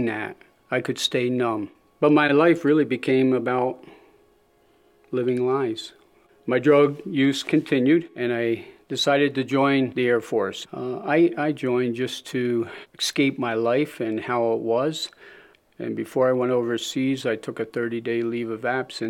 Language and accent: English; Springville, United States; also born or lived in Philadelphia; I was born in Philadelphia to loving parents. My dad, around the age of five, decided to move out up into the country, so he bought a small 80-acre farm outside of Springville